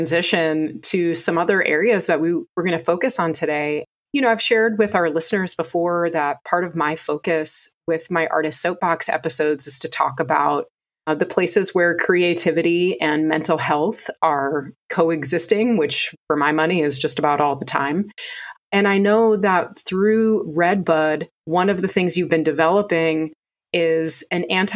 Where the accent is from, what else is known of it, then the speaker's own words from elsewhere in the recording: Minnesota, United States; now in North Carolina, United States; I grew up in Minnesota, but I've been here for over 20 years.